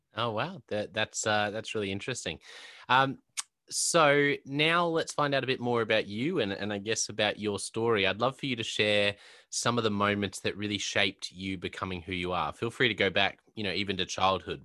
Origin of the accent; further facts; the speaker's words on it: Australia; also born or lived in Brisbane; I'm based in, uh, in Brisbane in Australia